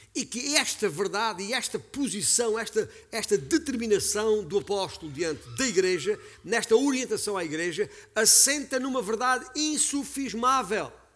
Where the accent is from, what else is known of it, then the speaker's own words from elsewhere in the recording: Beja, Alentejo, Portugal; sou alentejano por sangue, nascido e criado na cidade de Beja, capital do Baixo Alentejo